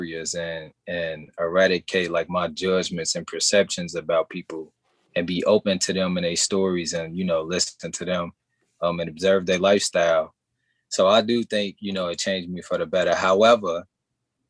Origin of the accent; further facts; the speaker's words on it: Chicago, Illinois, United States; I'm from Chicago, South Side, East Side